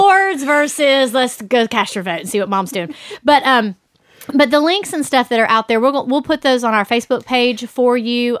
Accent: the South, United States; we are from the South

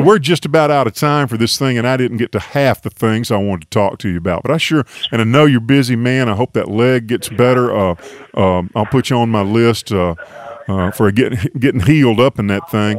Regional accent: Tuscaloosa, Alabama, United States; moved away; I grew up in Tuscaloosa

